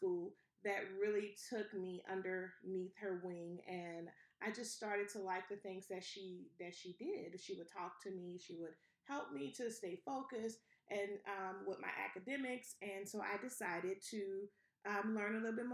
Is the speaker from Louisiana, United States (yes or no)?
yes; New Orleans, Louisiana, United States; So I'm originally from New Orleans, Louisiana.